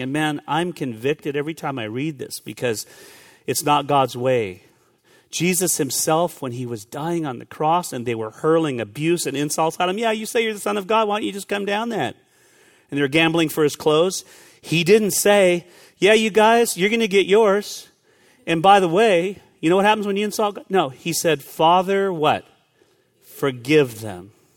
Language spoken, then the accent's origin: English; California, United States; moved away; I grew up in California